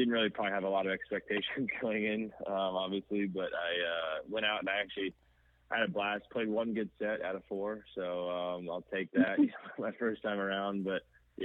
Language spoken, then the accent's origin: English; Kansas City, United States; the academy that I grew up playing at in Kansas City